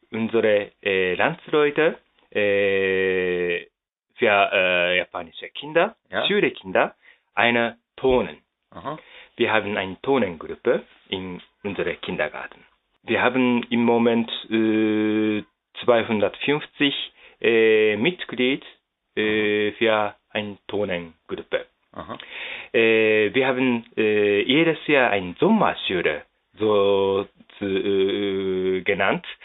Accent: Düsseldorf, North Rhine-Westphalia, Germany; Ja, äh, ich komme aus Düsseldorf in Deutschland.

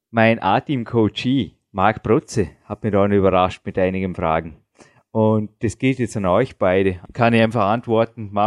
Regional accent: Dornbirn, Vorarlberg, Austria; die Birne. So buchstabiert sie nicht, aber so erklärt man meine Heimatstadt und so googelt man nach

